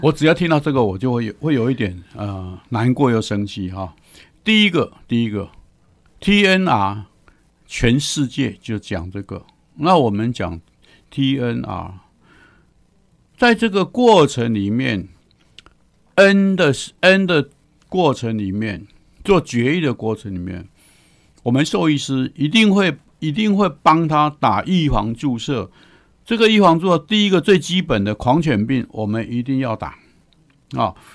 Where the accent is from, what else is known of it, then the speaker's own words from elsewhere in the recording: Taiwan; 我们台湾人